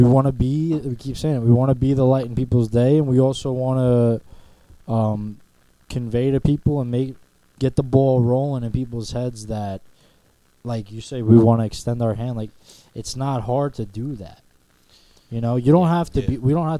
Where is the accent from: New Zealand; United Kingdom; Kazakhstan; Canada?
Kazakhstan; from Kazakhstan.